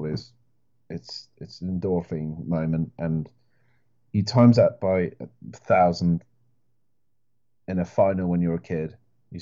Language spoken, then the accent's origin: English; Welsh, Wales, United Kingdom; I'm mostly Welsh